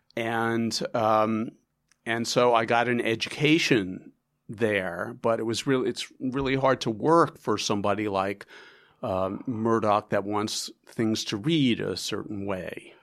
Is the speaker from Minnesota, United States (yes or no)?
no; New York, United States; also born or lived in Chicago; It's my hometown newspaper